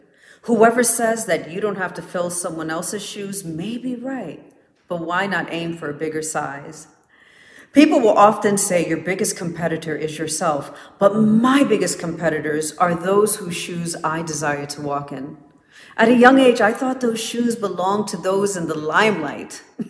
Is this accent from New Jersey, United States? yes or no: yes; Orange, New Jersey, United States; Growing up in Orange, New Jersey wasn't always pretty, but it certainly taught me to earn what I went after